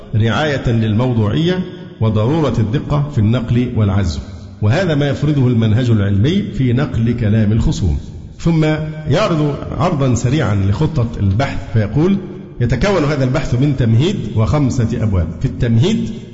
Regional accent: Alexandria, Alexandria Governorate, Egypt; أنا اسكندراني

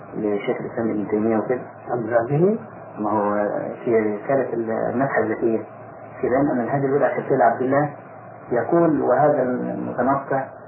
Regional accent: Egypt; عندنا في مصر

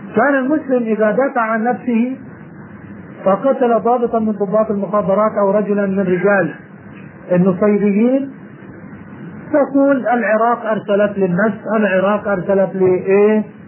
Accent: Jordan; عندنا في الأردن

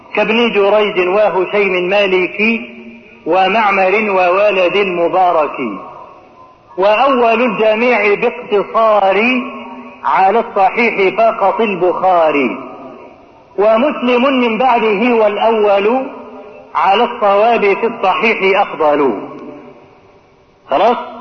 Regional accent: Egypt; عندنا في مصر هنا

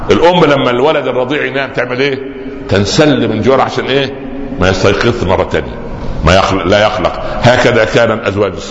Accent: Upper Egypt, Egypt; كان عندنا في الصعيد الحرمه تضع تحت خمارها شيء زي المثلث

